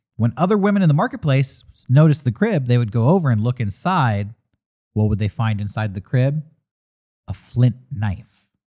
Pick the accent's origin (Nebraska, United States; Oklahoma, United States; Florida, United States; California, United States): California, United States; San Diego; I grew up here in San Diego